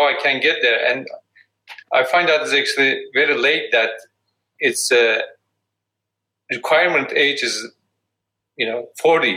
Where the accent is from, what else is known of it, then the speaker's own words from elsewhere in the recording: Edirne, Turkey; now in United States; I grew up in Edirne